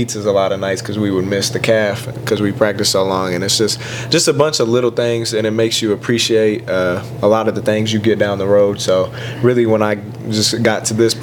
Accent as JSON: {"language": "English", "town": "Terre Haute", "region": "Indiana", "country": "United States", "tie": "born or raised there", "moved": "as an adult", "said": "that's in my hometown"}